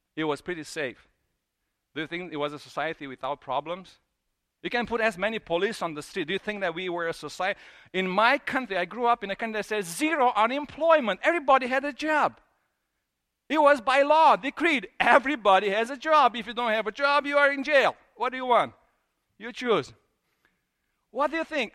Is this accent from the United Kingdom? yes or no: no; Transylvania, Romania; moved away; I grew up in Transylvania.